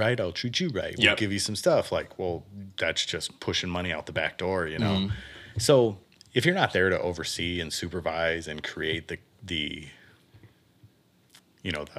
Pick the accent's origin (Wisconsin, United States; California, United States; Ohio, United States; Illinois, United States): California, United States; San Bernardino; moved away; also born or lived in Miami, Florida; I was born in San Bernardino, California, like raised in the desert